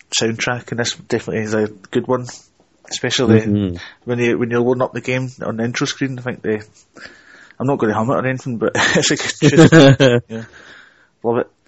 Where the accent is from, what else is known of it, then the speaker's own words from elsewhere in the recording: Scotland, United Kingdom; accent: Scottish; I'm Scottish